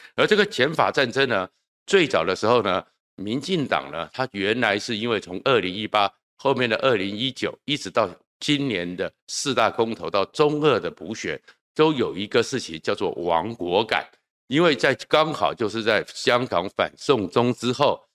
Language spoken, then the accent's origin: Chinese; Taiwan; 对我们从眷村长大的人来讲